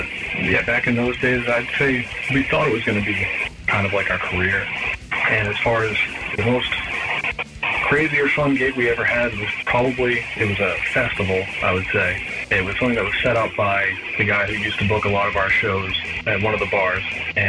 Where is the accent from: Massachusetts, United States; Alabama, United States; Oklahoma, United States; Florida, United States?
Massachusetts, United States; I'm from Massachusetts.